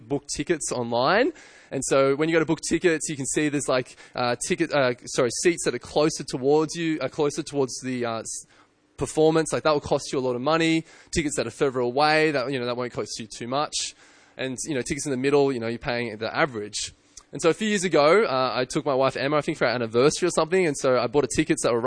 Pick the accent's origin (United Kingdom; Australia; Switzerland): Australia; I'm an Australian and I'm white